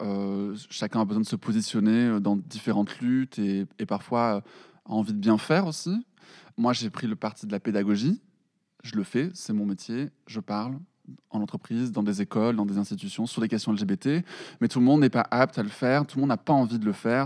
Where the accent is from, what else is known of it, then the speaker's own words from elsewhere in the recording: Perpignan, Occitania, France; moved away as an adult; now in Paris, France; je suis de Perpignan